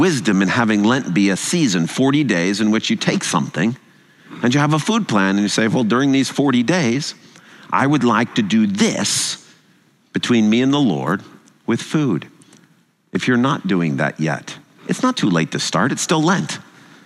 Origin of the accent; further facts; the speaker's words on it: United States; also born or lived in England; I'm American